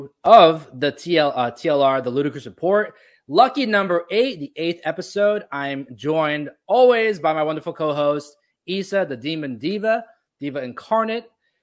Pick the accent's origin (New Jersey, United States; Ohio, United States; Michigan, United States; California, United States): New Jersey, United States; moved away; also born or lived in Florida; I grew up in New Jersey and then I moved to Florida.